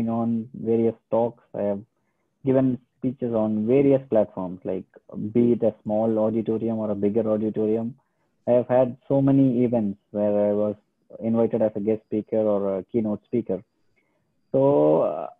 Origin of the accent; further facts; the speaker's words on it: India; moved away as an adult; now in Germany; India. I mean, my home country